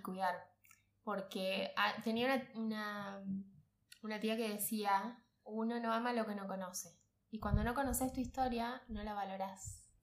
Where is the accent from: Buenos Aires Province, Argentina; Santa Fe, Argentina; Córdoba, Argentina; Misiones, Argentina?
Misiones, Argentina; now in Buenos Aires, Argentina; mi tierra, con misiones